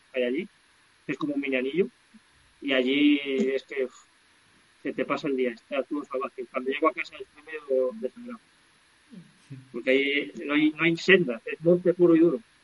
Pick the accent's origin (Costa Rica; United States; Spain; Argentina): Spain; Valseco, Castile and León; also born or lived in La Cueta, Babia, León; mi pueblo de toda la vida se llama Balseto, que es un pueblecín que está a 45 minutos de aquí, que pertenece un Bierzo Alto